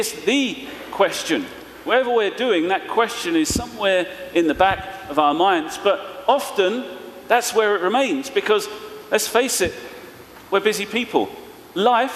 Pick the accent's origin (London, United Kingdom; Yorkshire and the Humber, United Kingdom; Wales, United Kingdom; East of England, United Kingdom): London, United Kingdom; I'm from East London, so we're speaking in a kind of funny way.